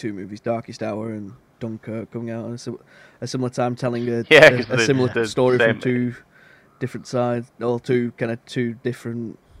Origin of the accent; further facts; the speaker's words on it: United Kingdom; It works for us being British, growing up, hearing about these stories and stuff like that.